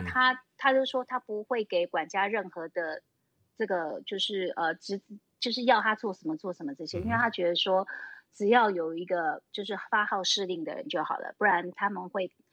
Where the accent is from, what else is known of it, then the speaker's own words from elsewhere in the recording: Taipei, Taiwan; moved away as an adult; now in Taitung, Taiwan; 我们是，就是土生，土长的台北人